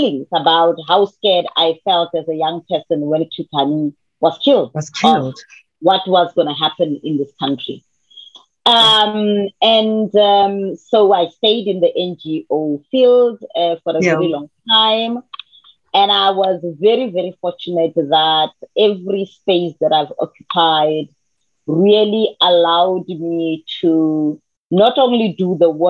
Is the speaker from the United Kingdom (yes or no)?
no; South Africa; I come from Manzville, and my definition of myself is a girl from Manzville